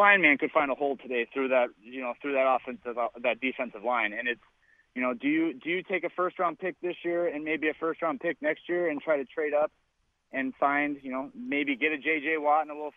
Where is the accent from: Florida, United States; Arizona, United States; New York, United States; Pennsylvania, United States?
Arizona, United States; born and raised in Arizona